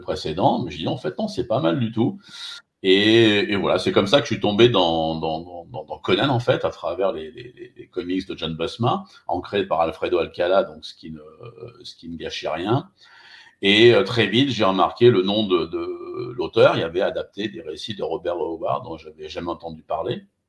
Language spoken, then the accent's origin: French; Limoges, Nouvelle-Aquitaine, France; je suis de Limoges